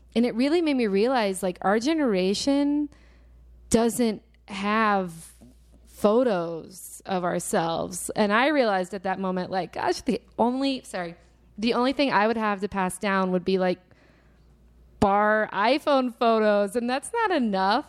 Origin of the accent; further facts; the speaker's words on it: Little Rock, Arkansas, United States; moved away; also born or lived in Texas; I'm from Little Rock, Arkansas originally